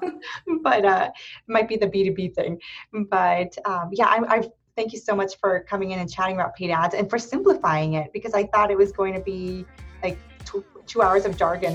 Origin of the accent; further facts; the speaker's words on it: Erie, Pennsylvania, United States; moved away as an adult; now in Columbus, United States; I was raised in Erie, Pennsylvania